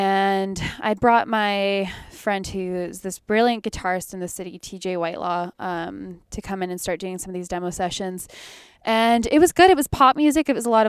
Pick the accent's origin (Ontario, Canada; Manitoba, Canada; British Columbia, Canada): Manitoba, Canada; Winnipeg; he was someone I used to listen to all the time when I was like growing up in Winnipeg.